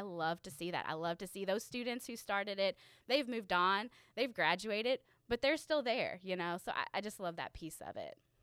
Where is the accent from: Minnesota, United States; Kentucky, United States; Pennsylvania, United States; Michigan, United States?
Kentucky, United States; Louisville; I'm from Louisville, uh, Kentucky